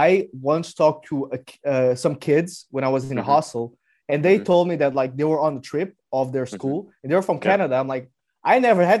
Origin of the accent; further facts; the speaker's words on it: Portugal; English is a second language; as a Portuguese